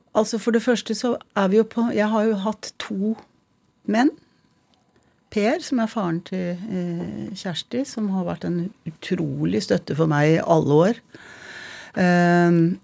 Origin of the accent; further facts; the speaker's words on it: Tønsberg, Vestfold, Norway; also born or lived in Montreal, Canada / Tjøme; Jeg er født i Canada, i Montreal, hvor jeg og søstrene mine ble født. Bodde der til jeg var fem, og så flyttet vi til Tønsberg. Jeg bodde egentlig lengst i Tønsberg. Regner meg liksom som Tønsberg-jente, da.